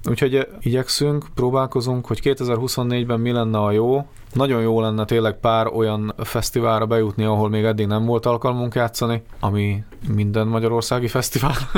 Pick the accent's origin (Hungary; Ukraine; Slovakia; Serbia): Slovakia; Upper Hungary, Felvidék; mi felvidékiek vagyunk